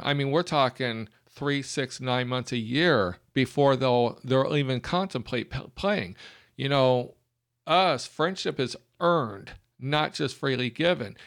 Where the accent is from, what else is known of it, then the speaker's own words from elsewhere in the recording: Alabama, United States; we are from Alabama